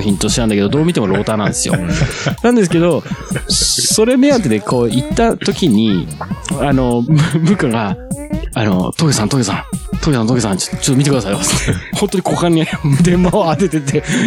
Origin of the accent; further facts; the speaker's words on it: Nagano, Japan; born or raised there